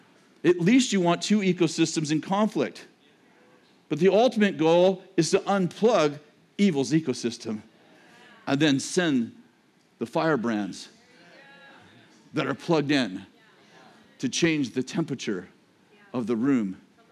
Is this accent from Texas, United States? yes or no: yes; Texas, United States; that's what I am, because I'm from Texas.